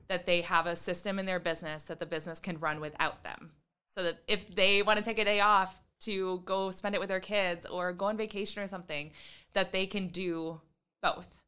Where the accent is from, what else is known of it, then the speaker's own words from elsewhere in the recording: Lake Shore, Michigan, United States; also born or lived in Grand Rapids, Michigan; I am from the Lake Shore